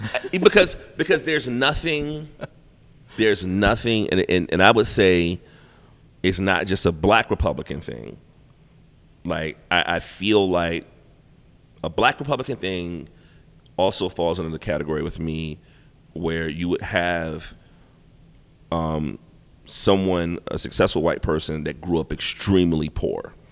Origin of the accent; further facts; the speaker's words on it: United States; I'm an American. Not only am I American, I'm a black American with dreads on my hair.